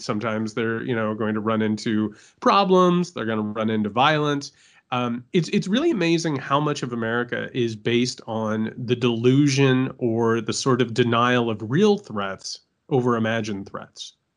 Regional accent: Indiana, United States; moved away; I'm from Indiana

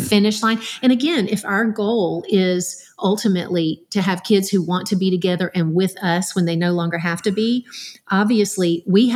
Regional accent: Dublin, Georgia, United States; there wasn't anything where I grew up in Dublin, Georgia

